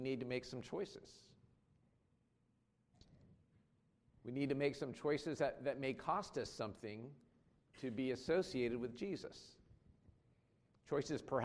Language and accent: English; United States; moved away; I grew up in the United States